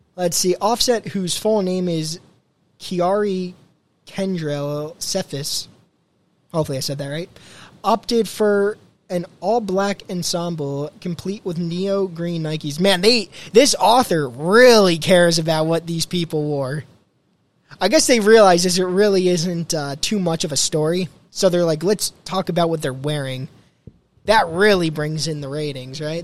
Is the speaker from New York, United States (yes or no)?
no; New Jersey, United States; Born and raised in New Jersey.